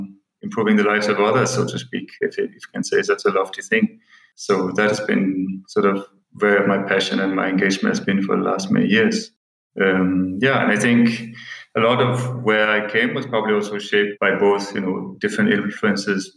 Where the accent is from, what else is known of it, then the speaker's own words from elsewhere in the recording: Denmark; moved away as an adult; now in Kathmandu, Nepal; I'm originally from Denmark. I grew up in a small village about 30 miles from Copenhagen